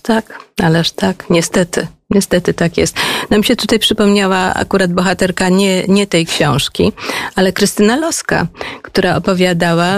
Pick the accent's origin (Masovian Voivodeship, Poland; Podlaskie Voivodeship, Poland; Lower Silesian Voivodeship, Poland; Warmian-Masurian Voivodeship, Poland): Lower Silesian Voivodeship, Poland; Wrocław; moved away as an adult; Ja jestem w ogóle wrocławianką